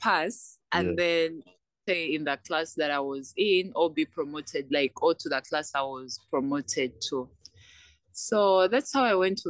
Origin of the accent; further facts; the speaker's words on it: Kampala, Central Region, Uganda; also born or lived in Tororo, Uganda; born in Tororo, raised in Kampala.